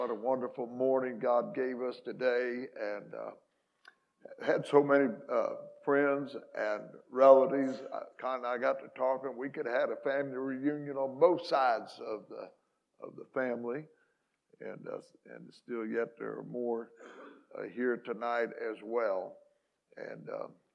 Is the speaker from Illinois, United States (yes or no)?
yes; Hamilton County, Southern Illinois, United States; moved away; this is where I was born and raised